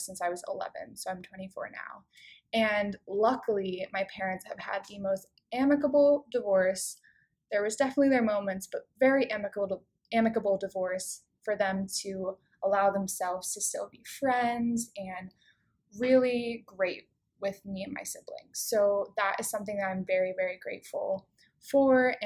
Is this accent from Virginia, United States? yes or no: no; King of Prussia, Pennsylvania, United States; my hometown in King of Prussia